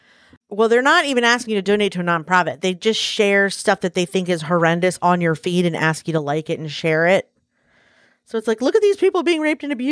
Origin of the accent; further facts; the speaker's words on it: Baltimore, Maryland, United States; First of all, we're from Baltimore, and then before that, Russia. We never owned any families.